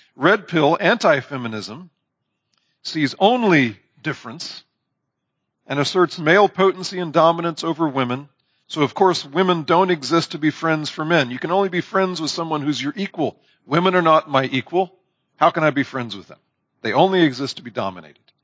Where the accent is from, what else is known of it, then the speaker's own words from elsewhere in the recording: Indiana, United States; I'm from Indiana